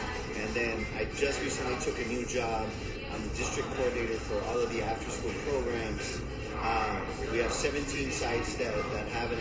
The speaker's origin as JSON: {"language": "English", "town": "San Diego", "region": "California", "country": "United States", "lives_now": "Chula Vista, United States", "said": "I am from New San Diego, nice people call it City Heights, right there across the street from Wilson Junior High"}